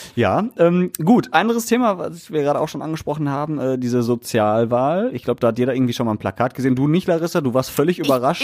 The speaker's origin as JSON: {"language": "German", "town": "Essen", "region": "North Rhine-Westphalia", "country": "Germany", "said": "hier bei uns in Essen"}